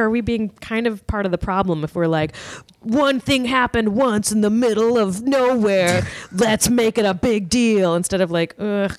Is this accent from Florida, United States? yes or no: no; Richmond, Virginia, United States; Yes. I'm from Richmond.